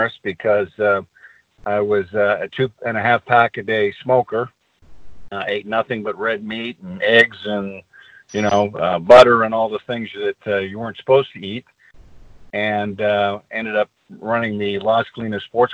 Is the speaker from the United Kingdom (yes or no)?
no; Canada; moved away as an adult; also born or lived in Montreal, Quebec / Ontario / Alberta / British Columbia; I was born in Montreal, Quebec, Canada, in 1954.